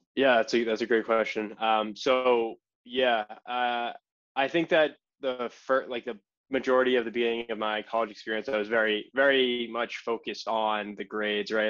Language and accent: English; Hingham, Massachusetts, United States; grew up in Hingham, Massachusetts my entire life, uh, like 25 minutes south of Boston